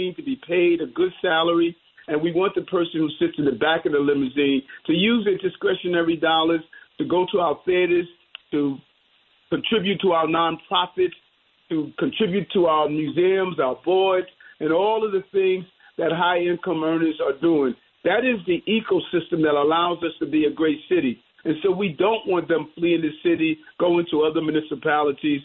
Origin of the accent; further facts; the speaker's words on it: New York City, New York, United States; growing up in South Jamaica, Queens